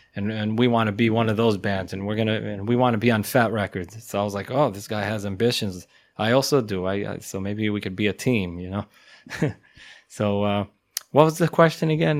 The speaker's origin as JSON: {"language": "English", "country": "Israel", "said": "We came all the way from Israel"}